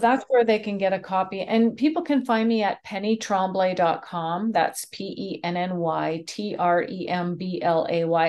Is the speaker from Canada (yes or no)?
yes; Canada; I'm Canadian